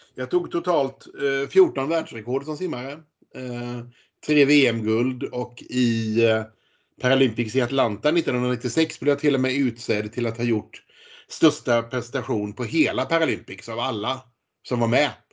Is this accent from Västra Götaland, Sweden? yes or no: yes; Gothenburg, Västra Götaland, Sweden; jag kommer från Göteborg och bor kvar i Göteborg med min familj